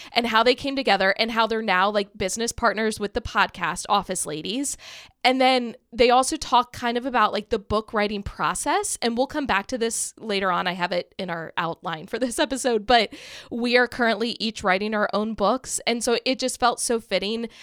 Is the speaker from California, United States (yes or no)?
no; Kent Island, Maryland, United States; also born or lived in Salisbury, Maryland; I grew up on Kent Island, which Maryland has the Chesapeake Bay